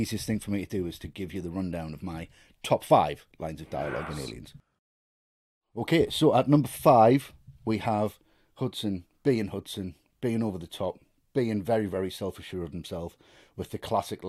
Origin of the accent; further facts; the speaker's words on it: Buenos Aires, Argentina; I'm from Buenos Aires and I say kill them all.